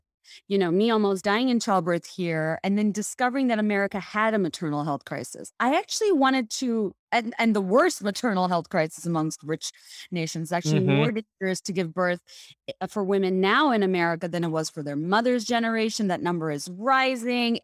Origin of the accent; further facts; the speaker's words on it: Bangladesh; moved away as an adult; now in United States; I was born and raised in Bangladesh, and you know, I came to the States for the first time when I was going to college here at UVA.